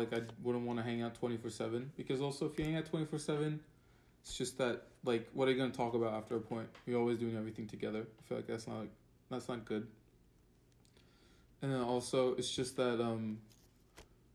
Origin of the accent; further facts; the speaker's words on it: Turkey; now in Connecticut, United States; I'm from Turkey